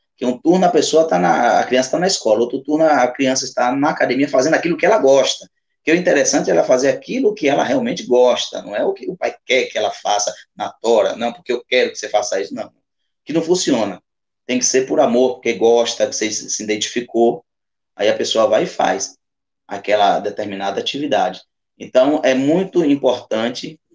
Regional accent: Alagoinhas, Bahia, Brazil; onde eu nasci? que é aqui no bairro do Mangalô, na Baixa do Corte, no Mangalô em si

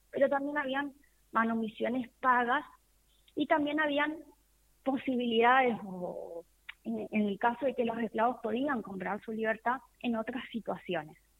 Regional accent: Argentina; nosotros los argentinos venimos y tenemos en nuestra sangre mucho de los afrodescendientes

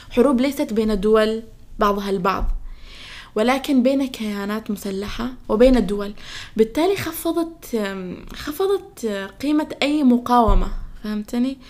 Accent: Palestine; أنا كفلسطيني يقع علي ظلم أنا أطلع أقول أنا ضد هذه الدولة هذه الدولة احتلت أرضي

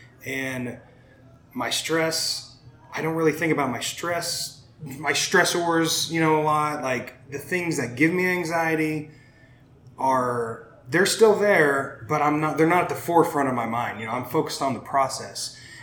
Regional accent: Shattuck, Oklahoma, United States; now in Oklahoma City, United States; Grew up in the metropolis of Shattuck, Oklahoma

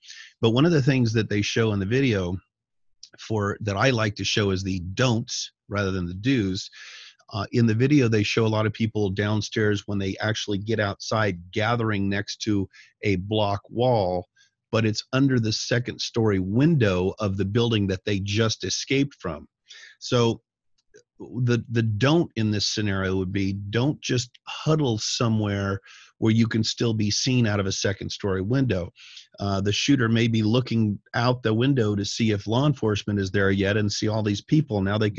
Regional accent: Colorado, United States; when I was a kid growing up in Northern Colorado, myself and my friends, being brilliant young people, would have BB gun wars.

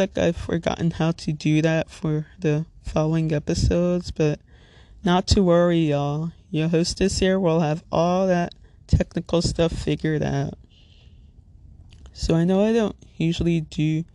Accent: Little Ferry, New Jersey, United States; I'm from Little Ferry, New Jersey, which if you're not familiar with, it's in Bergen County, neighboring town between Hackensack and Teaneck

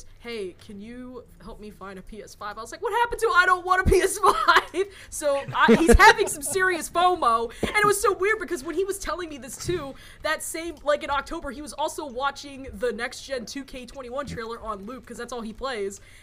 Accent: United States; I am an American

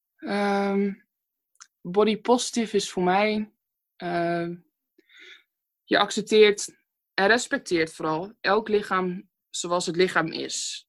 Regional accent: Stadskanaal, Groningen, Netherlands; ik kom uit Stadskanaal, geboren en getogen. Stadskanaal is een heel klein dorpje ergens in Groningen

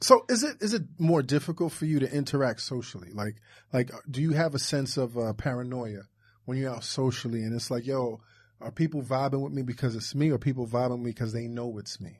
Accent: New York, United States; I'm from New York

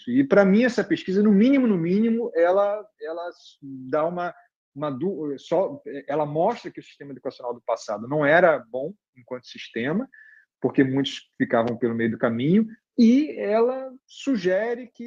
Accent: Barbacena, Minas Gerais, Brazil; Quando eu era criança pequena em, em Barbacena

